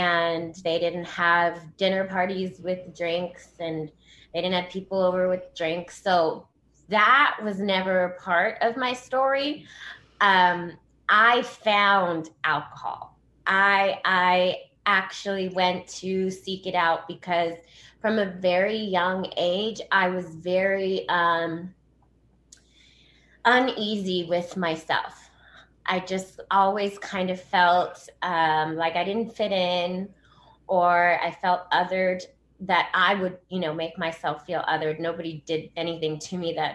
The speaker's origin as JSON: {"language": "English", "town": "Los Angeles", "region": "California", "country": "United States", "tie": "born or raised there", "said": "I grew up in Los Angeles. So I actually grew up in Hollywood on like Sunset and Kenmore"}